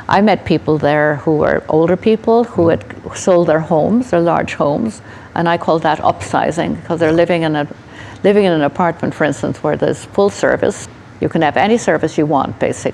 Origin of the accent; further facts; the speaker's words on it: Dublin, Ireland; I was born in Oscar Wilde's house